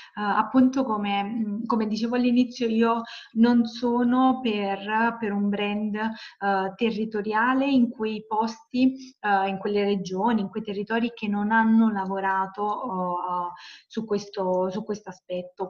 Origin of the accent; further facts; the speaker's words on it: Salerno, Campania, Italy; io parto dal sud perché sono di Salerno, come si sente, campana